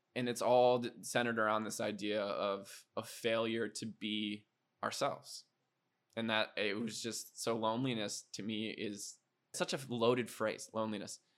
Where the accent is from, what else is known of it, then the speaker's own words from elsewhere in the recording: Iowa, United States; moved away as an adult; also born or lived in South Dakota / Minneapolis / Boston; now in Austin, United States; growing up in Iowa.